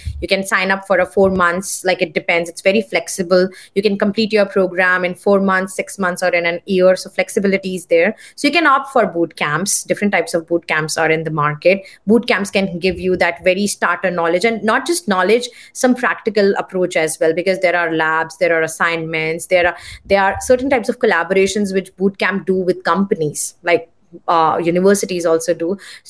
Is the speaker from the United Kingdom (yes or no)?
no; India; And I know, like, because I come from India, I know how many people they enroll for master programs.